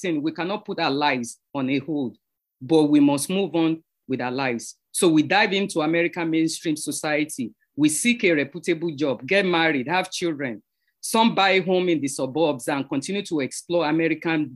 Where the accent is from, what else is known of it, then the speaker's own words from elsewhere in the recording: Nigeria; now in New York, United States; I'm from Nigeria and living in New York.